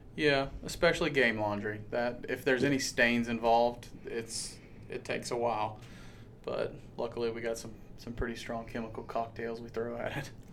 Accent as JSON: {"language": "English", "town": "Savannah", "region": "Georgia", "country": "United States", "also_born_or_lived": "Jacksonville, Florida / Montana", "moved": "as an adult", "lives_now": "Harrisonburg, United States", "said": "I'm from South Georgia, Savannah to be specific."}